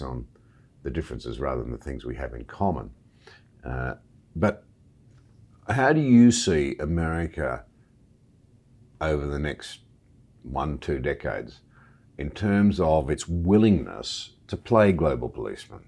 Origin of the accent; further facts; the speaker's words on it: Australia; As an Australian